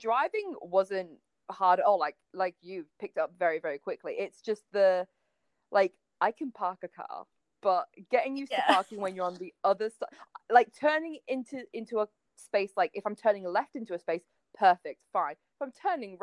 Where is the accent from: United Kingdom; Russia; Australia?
United Kingdom; moved away as an adult; now in United States; I'm British